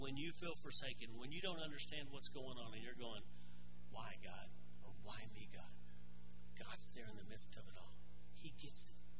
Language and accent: English; Arkansas, United States; moved away; I grew up in Arkansas